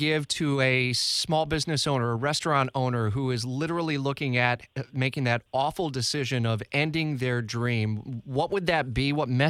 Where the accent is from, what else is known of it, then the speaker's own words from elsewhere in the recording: Detroit, Michigan, United States; now in Jacksonville, United States; my hometown of Metro Detroit